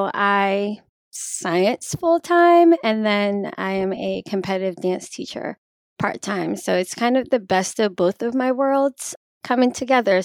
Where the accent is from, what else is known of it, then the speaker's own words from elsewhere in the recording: Baltimore, Maryland, United States; I'm from Baltimore, Maryland. I grew up dancing.